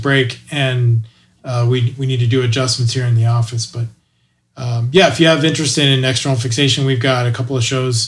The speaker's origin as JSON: {"language": "English", "region": "Indiana", "country": "United States", "also_born_or_lived": "Texas / Dallas, Texas", "moved": "yes", "lives_now": "Denton, United States", "said": "I am from Indiana, but I moved here in 1981 to Texas. So I wasn't born here, but I got here as fast as I could."}